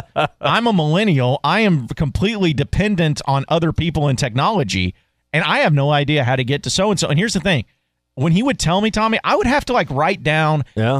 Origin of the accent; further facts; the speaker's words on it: Fayetteville, Arkansas, United States; I'm from Fayetteville, man.